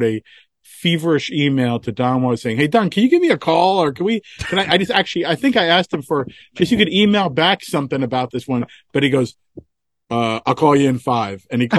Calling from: California, United States

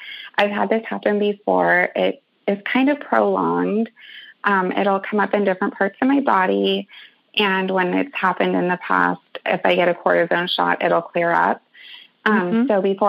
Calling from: Northern California, United States; I'm calling from Northern California.

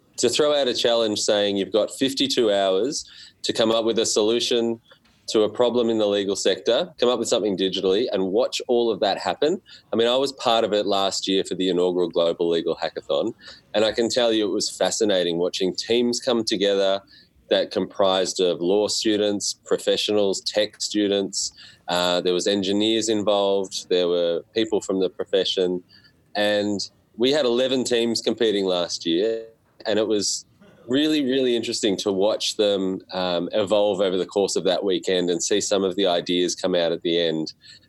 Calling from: Melbourne, Victoria, Australia; It's from Melbourne, Australia, and we're at Monash University

